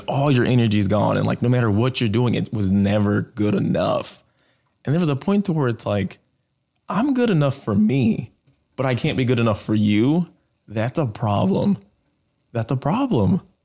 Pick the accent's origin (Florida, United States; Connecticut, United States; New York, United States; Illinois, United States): Illinois, United States; Chicago; I grew up in Southside of Chicago